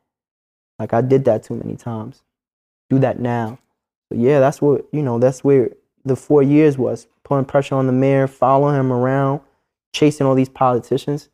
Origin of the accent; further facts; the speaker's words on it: New York City, New York, United States; I'm from Harlem